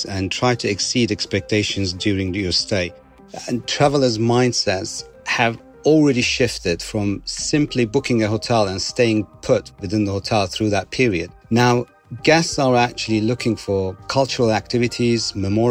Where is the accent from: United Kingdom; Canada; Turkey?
Turkey; Istanbul; moved away as an adult; now in Dubai, United Arab Emirates; I was born in Istanbul, Turkey, had spent my childhood traveling in the country with my family for years